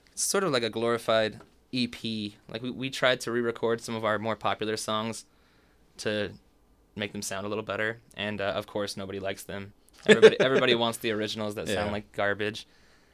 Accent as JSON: {"language": "English", "region": "California", "country": "United States", "tie": "born or raised there", "moved": "as an adult", "lives_now": "Philadelphia, United States", "said": "I moved to the East Coast from California about 6 years ago. And two of my three bandmates I grew up with out there"}